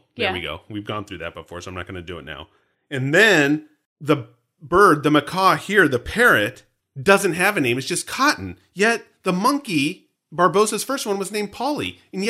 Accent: New Jersey, United States; accent: New Jersey; It's like my New Jersey accent. It's like a weird hybrid of British Australian thing.

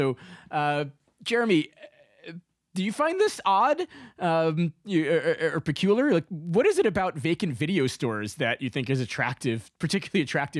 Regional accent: New York City, New York, United States; growing up in New York City, there weren't many Blockbusters around back then.

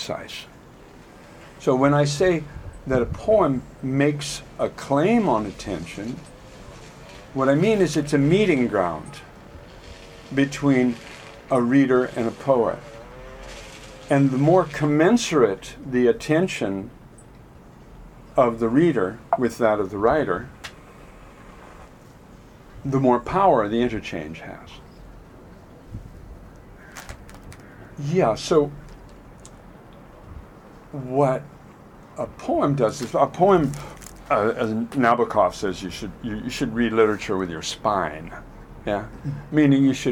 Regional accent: Auburn, Washington, United States; moved away as an adult; also born or lived in Portland / Seattle; now in Europe; I grew up in Auburn

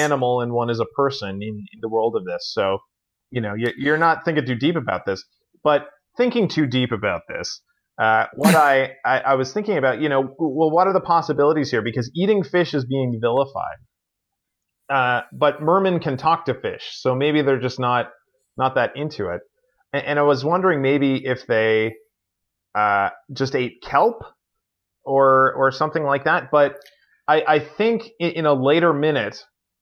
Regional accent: Newfoundland and Labrador, Canada; I'm from Newfoundland and Labrador here in Canada

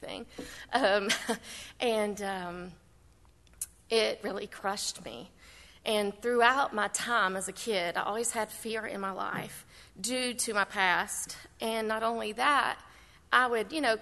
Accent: Bristol, Tennessee, United States; moved away; I'm originally from Bristol, Tennessee

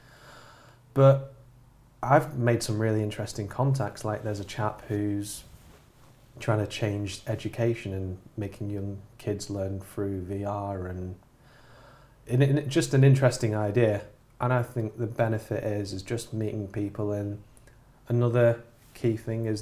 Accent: near Manchester, North West England, United Kingdom; I just say near Manchester

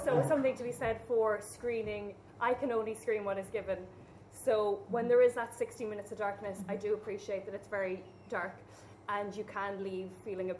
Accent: Ireland; we as Irish people

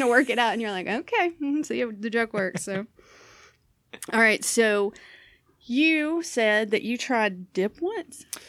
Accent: Southern US, United States; accent: Southern; also born or lived in Florida; now in Portland, United States; I have this, uh, Southern accent

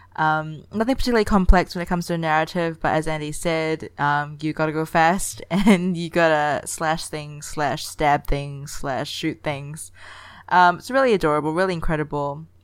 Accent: Singapore; Singapore is my hometown

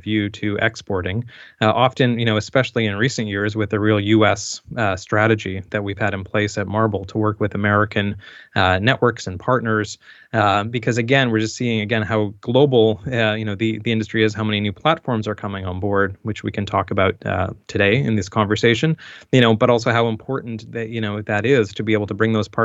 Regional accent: just outside of Saint John, New Brunswick, Canada; moved away as an adult; also born or lived in Toronto; I grew up in just outside of St. John, New Brunswick

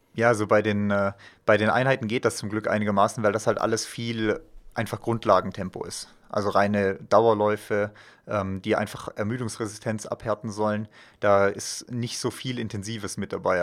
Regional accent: Villingen-Schwenningen, Baden-Württemberg, Germany; now in Füssen, Germany; ursprünglich komme ich aus dem Schwarzwald, aus Villingen-Schwenningen

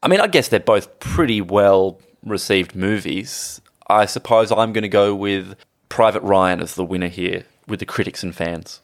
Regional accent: Australia; as an Australian

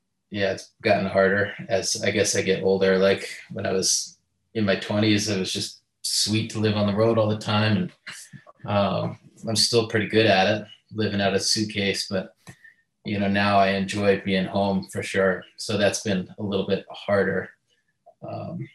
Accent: Salt Lake City, Utah, United States; I'm from Salt Lake City, Utah

